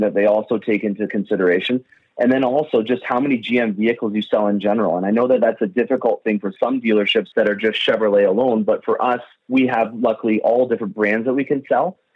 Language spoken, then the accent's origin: English; London, Ontario, Canada; I'm born and raised in London, Ontario, and that's exactly between Detroit and Toronto.